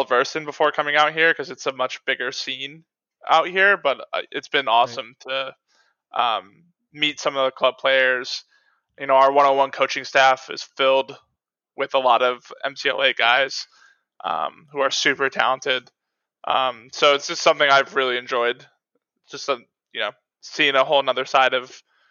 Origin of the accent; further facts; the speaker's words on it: East Coast, United States; moved away as an adult; Growing up on the East Coast